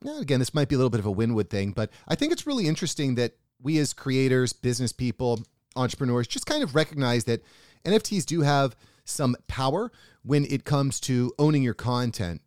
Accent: United States; as an American who lives what I would consider a pretty nice life

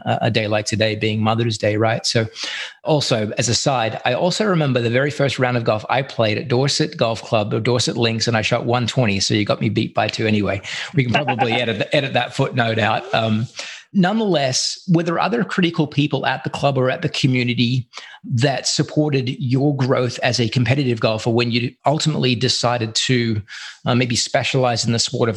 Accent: country Victoria, Australia; now in United States; I'm clearly not from America, but I do call America home now. I've been here more than half my life, but certainly growing up in Australia, particularly where my family was from, country Victoria

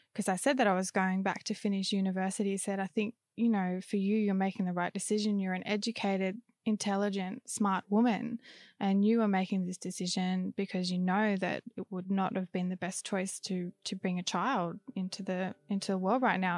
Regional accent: Australia; moved away as an adult; back to Australia, my hometown at my parents' place

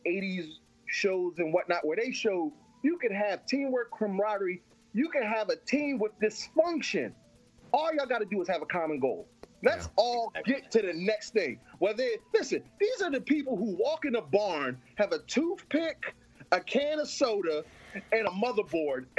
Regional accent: Philadelphia, Pennsylvania, United States; I'm from Philadelphia.

